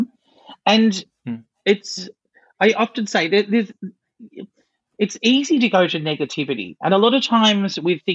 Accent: Claremont, Australia; I grew up in the country. I grew up in Claremont.

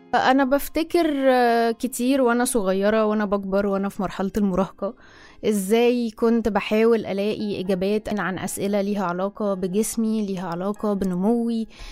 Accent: Egypt; also born or lived in Cairo; أنا مصرية مقيمة في القاهرة حاليا

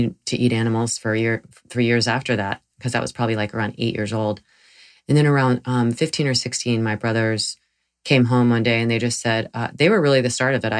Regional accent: the South, United States; I grew up in the South, and I grew up eating meat

